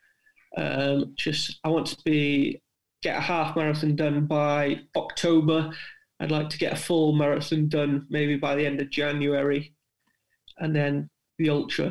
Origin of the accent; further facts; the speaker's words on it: South Wales, United Kingdom; moved away; being a Welshman from South Wales originally